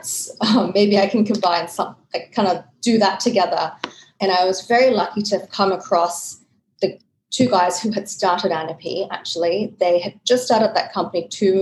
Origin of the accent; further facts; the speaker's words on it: Australia; moved away as an adult; also born or lived in Sydney, Australia / Switzerland / Hong Kong; I'm from Australia, started the career in Sydney, moved to Switzerland, then I was in Hong Kong